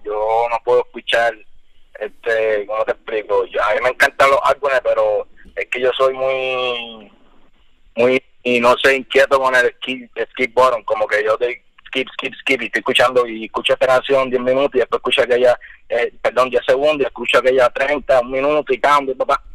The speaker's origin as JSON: {"language": "Spanish", "country": "United States", "tie": "born or raised there", "also_born_or_lived": "Pennsylvania", "moved": "yes", "said": "me crié allá, en Estados Unidos también"}